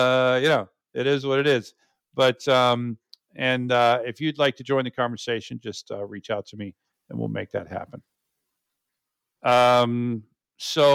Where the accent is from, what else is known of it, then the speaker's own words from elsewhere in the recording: United States; I'm born and raised in, you know, the U.S.